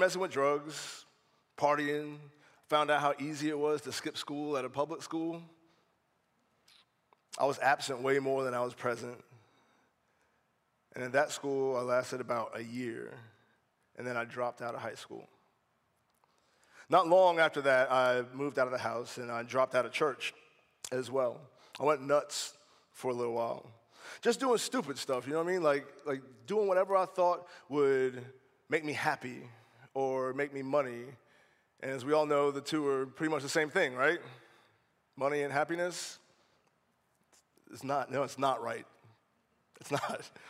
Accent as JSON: {"language": "English", "town": "North Charleston", "region": "South Carolina", "country": "United States", "tie": "born or raised there", "also_born_or_lived": "Maryland", "said": "When I was 12, we moved from Maryland to North Charleston"}